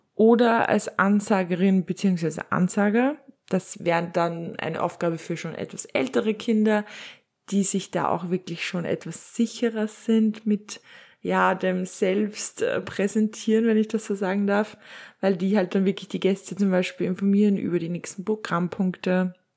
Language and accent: German; Upper Austria, Austria; bei uns in Oberösterreich